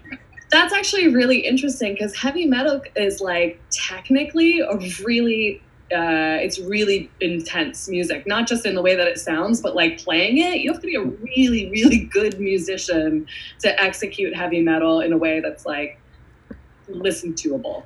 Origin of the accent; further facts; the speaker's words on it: Hudson Valley, New York, United States; also born or lived in Queens, New York / Brooklyn, New York; I'm a native New Yorker. I was born in Queens, uh, grew up in mostly the Hudson Valley, and now I live in Brooklyn